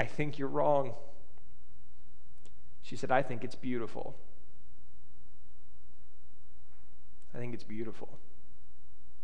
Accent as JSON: {"language": "English", "town": "Alexandria", "region": "Virginia", "country": "United States", "tie": "born or raised there", "said": "I grew up in Alexandria, Virginia, so we were just outside of the Washington, D.C. area"}